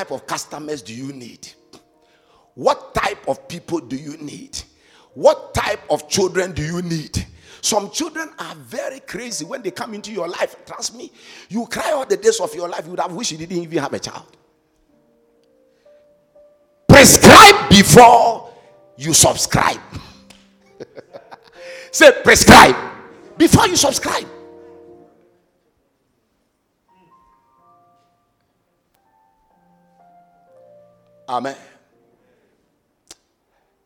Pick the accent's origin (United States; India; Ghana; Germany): Ghana; Cape Three Points, Western Region; Cape Three Point, my hometown